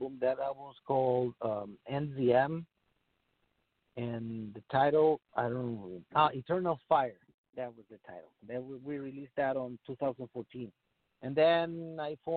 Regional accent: Chile; moved away as an adult; I'm from Chile, I'm from South America

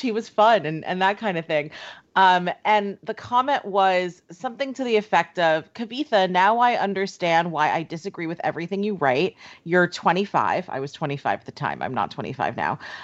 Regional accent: New York, United States; growing up in, in New York and, and my hometown.

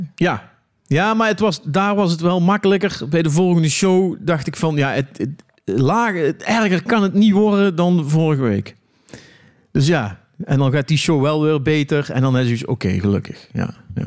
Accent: Eindhoven, North Brabant, Netherlands; ik kom uit Eindhoven.

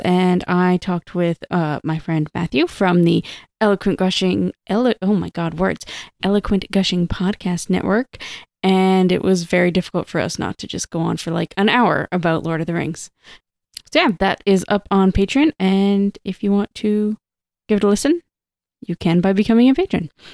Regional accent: Toronto, Ontario, Canada; moved away; I grew up in Toronto

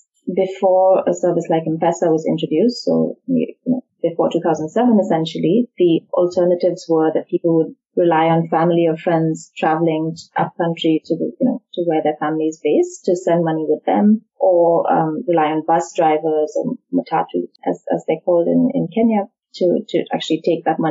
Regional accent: India; moved away as an adult; also born or lived in United States; I grew up in India

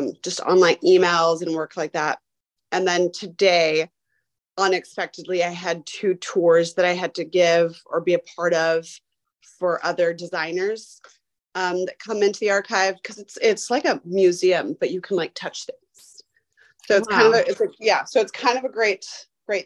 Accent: California, United States; moved away; also born or lived in Savannah / New York; I'm not from New York. I'm originally from California.

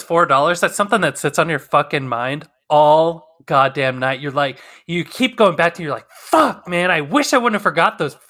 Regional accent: Wyoming, United States; I'm from originally from Wyoming. And driving out there, like, the type of weather that we drive in would make people freak the fuck out here.

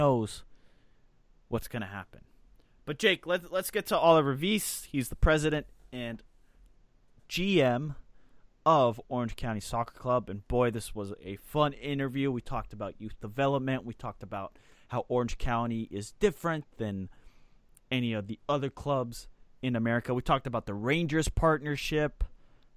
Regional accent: Switzerland; as a fellow Swiss

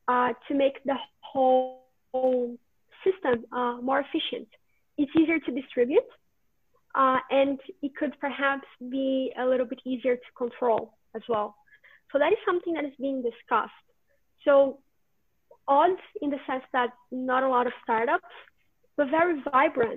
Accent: Brazil; moved away as an adult; now in Finland; I come from Brazil

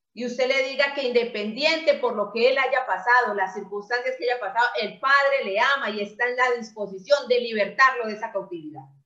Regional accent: Colombia; ciudadanos a partir de que cumplimos la mayoría de edad, que es a los 18 aquí en Colombia

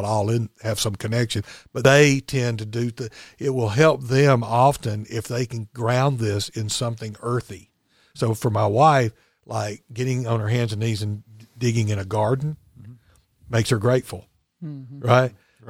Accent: Chelsea, Alabama, United States; Well, I'm from Chelsea.

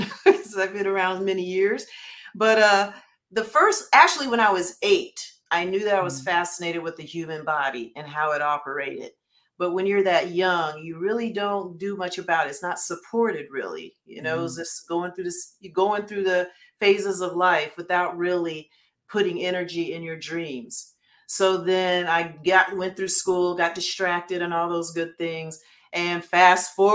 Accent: Detroit, Michigan, United States; I'm from Detroit

